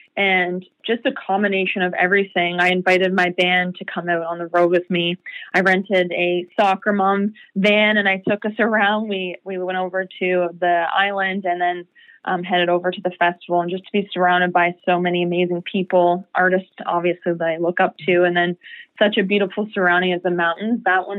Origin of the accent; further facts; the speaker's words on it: Peterborough, Ontario, Canada; And then I met my very first music mentor, Cyril Rawson, from my hometown of Peterborough.